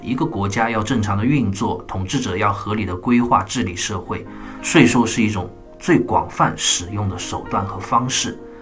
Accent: China; 我们中国人

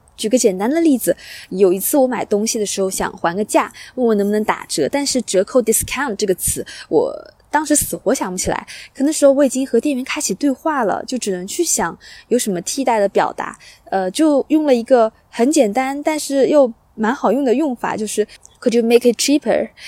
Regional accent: China; now in Australia; 我在国内

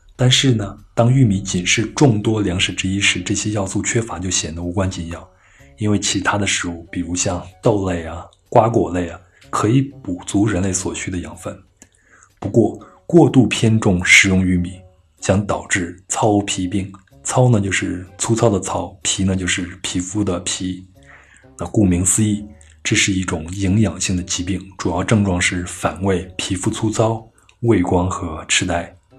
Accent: western Henan, China; moved away as an adult; also born or lived in Changchun; now in Beijing, China; 我老家在河南西部的一个县城

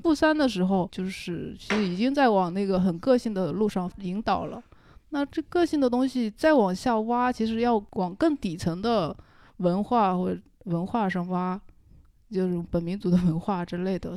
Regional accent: Wenzhou, Zhejiang, China; now in Zhujiajiao, China; 我来自温州一个叫龙湾的地方 靠近机场有个叫沙北的村子

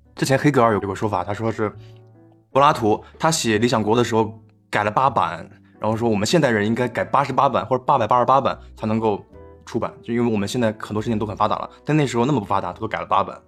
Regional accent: Beijing, China; 但我北京话一点点一点点，我们北京人讲话就是地道，就是那种 首都居民的自豪和骄傲

